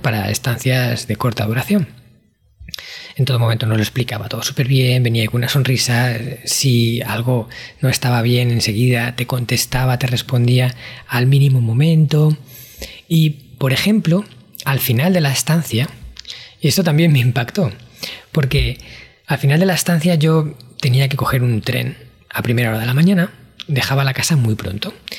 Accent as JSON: {"language": "Spanish", "country": "Spain", "said": "yo en mi país, España"}